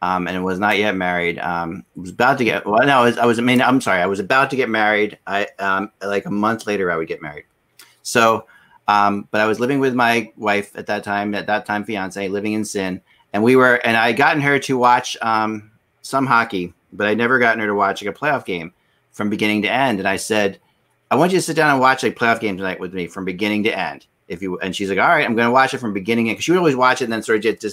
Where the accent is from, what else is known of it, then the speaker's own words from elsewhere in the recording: Cherry Hill, New Jersey, United States; I grew up in Cherry Hill, New Jersey